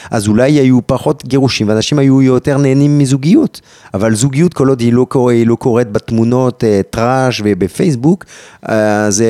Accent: France; אני גם צרפתי, גם אלג'יראי, גם יהודי, גם ערבי, גם דוקטור.

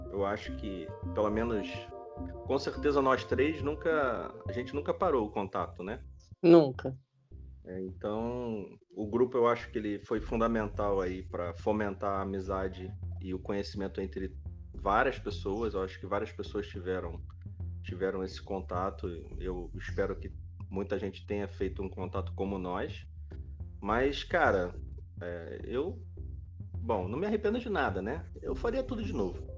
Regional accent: Rio de Janeiro, Brazil; Eu sou carioca, já tô com meus 41 anos, trabalho no Rio desde sempre

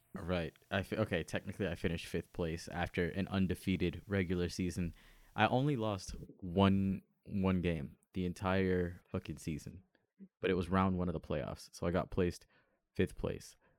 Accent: near Miami, Florida, United States; I'm from Miami. I like, or I'm from close to Miami.

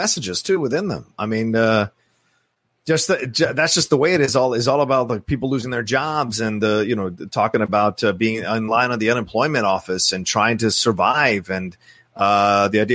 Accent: Virginia, United States; I was born in Virginia and raised in Virginia

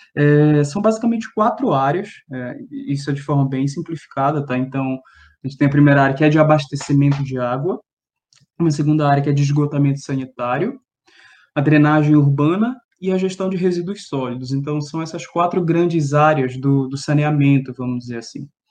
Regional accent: Belém, Pará, Brazil; moved away as an adult; now in São Paulo, Brazil; ter vindo de, de Belém, da, da UFPA, vindo para São Paulo

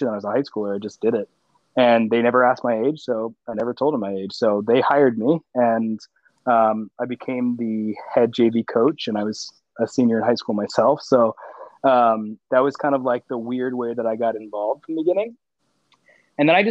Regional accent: Annapolis, Maryland, United States; I'm from the Annapolis, Maryland area.

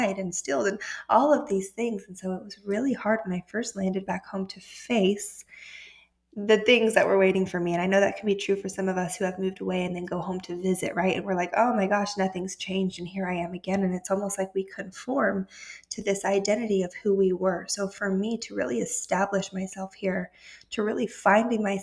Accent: Austin, Texas, United States; moved away as an adult; also born or lived in Denver, Colorado; Austin for me is where I grew up.

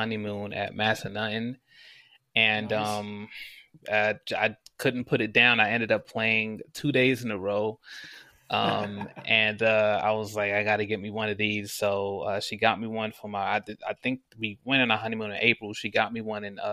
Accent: Maryland, United States; moved away as an adult; also born or lived in Brooklyn, New York; now in Las Vegas, United States; I'm from Brooklyn, New York originally. Moved though when I was still a kid. I was 10. So I primarily grew up in Maryland

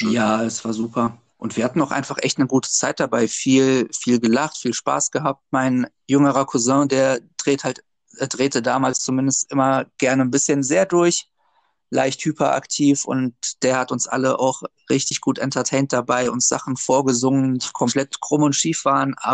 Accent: Wuppertal, North Rhine-Westphalia, Germany; also born or lived in Gdańsk, Poland; Ich bin gebürtiger Wuppertaler, bin aber auch in Danzig aufgewachsen und dann immer hin und her.

